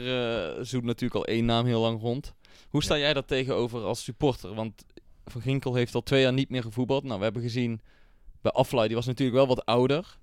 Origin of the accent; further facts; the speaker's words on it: North Brabant, Netherlands; voor Eindhoven, gewoon voor ons als Brabanders